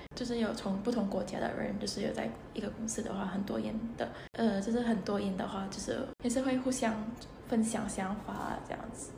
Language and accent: Chinese; Indonesia; Chinese is a second language; moved away as an adult; now in Taiwan; 我是来来自印尼，